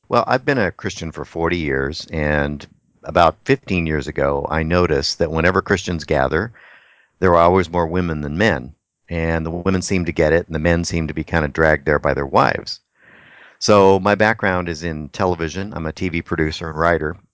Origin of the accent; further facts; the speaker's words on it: Texas, United States; now in Anchorage, United States; I'm from Texas, and I love the Mexican food